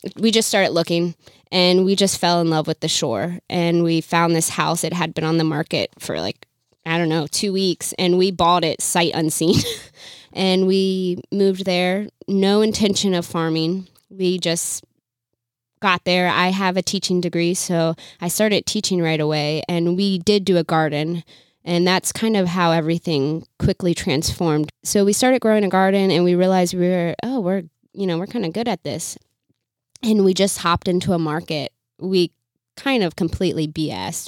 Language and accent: English; Virginia, United States; moved away as an adult; also born or lived in Chicago; we're both from Virginia.